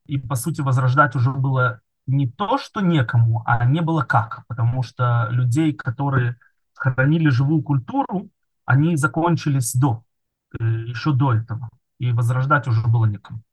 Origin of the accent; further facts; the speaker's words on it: Kerch, Crimea, Ukraine; now in Israel; Кельч, это мой родной город, где я родился и вырос